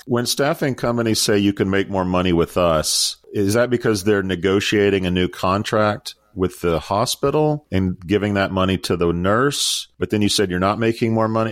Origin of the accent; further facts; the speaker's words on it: United States; As an American